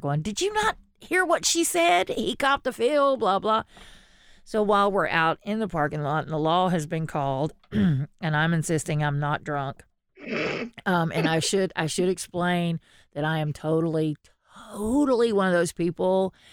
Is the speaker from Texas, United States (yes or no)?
yes; Texas, United States; I am from Texas.